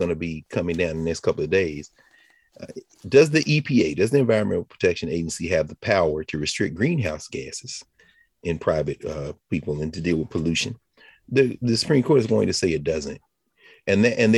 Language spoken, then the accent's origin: English; Tennessee, United States; I was born in Tennessee. I'm glad I was raised, but it was based on my family and my community